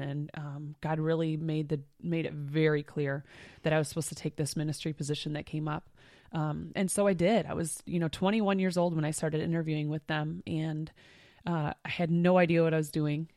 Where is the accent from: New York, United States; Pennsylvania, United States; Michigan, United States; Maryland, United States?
Michigan, United States; And we're two sisters. We grew up in Michigan.